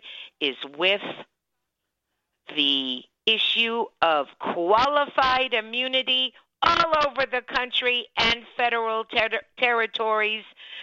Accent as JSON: {"language": "English", "area": "Miami-Dade County", "region": "Florida", "country": "United States", "tie": "born or raised there", "said": "when I was growing up in Miami-Dade County, Florida"}